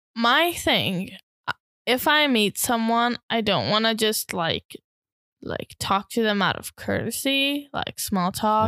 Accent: Hungary; As a Hungarian

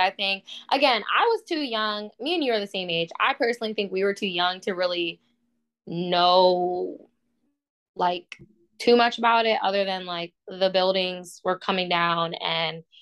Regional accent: Boston, Massachusetts, United States; I'm from Boston

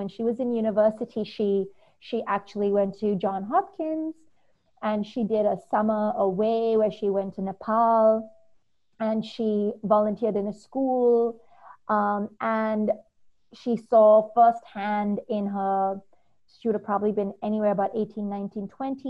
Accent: Dubai, United Arab Emirates; Growing up in Dubai her whole life, our parents would take us back home to India, where our grandparents and our family was

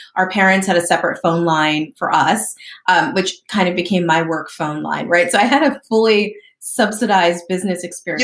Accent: southern New Jersey, United States; also born or lived in Lancaster, Pennsylvania; I grew up in southern New Jersey

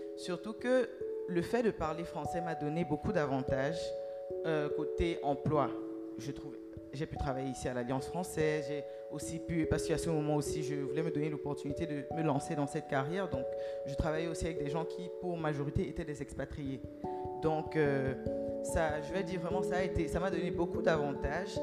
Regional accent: Cameroon; now in Ghana; je suis camerounaise

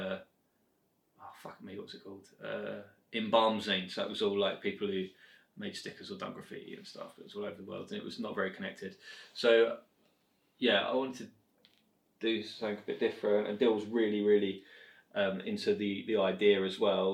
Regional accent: Hertfordshire, East of England, United Kingdom; we're both from Hertfordshire.

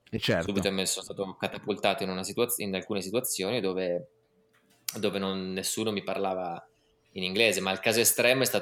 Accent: Piedmont, Italy; Noi piemontesi.

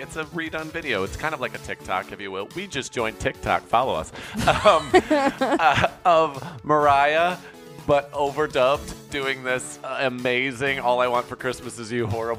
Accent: Midwest, United States; moved away; I'm from the Midwest and I used to drive everywhere.

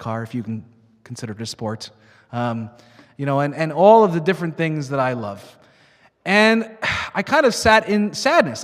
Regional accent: Long Island, New York, United States; moved away; I grew up in Long Island, New York

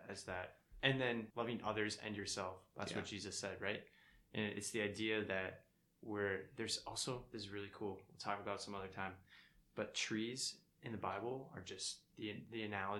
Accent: Minneapolis, Minnesota, United States

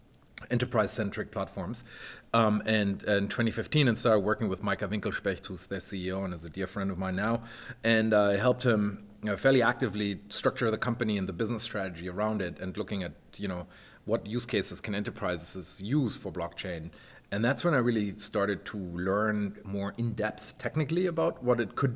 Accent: Germany; moved away; I'm originally from Germany and I worked at Deutsche Telekom back in the day

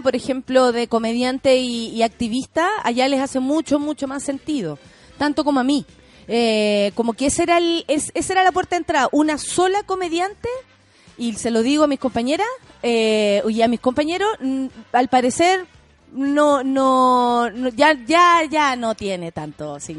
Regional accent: Chile; En mi país a las mujeres tanto, o en mi país no hay ley de aborto

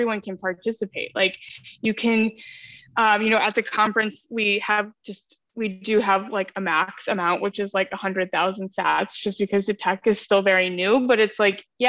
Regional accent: Ohio, United States; I'm from Ohio

